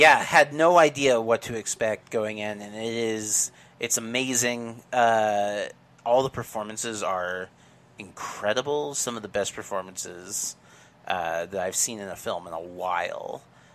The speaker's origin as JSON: {"language": "English", "region": "Midwest", "country": "United States", "tie": "born or raised there", "said": "I grew up in the Midwest"}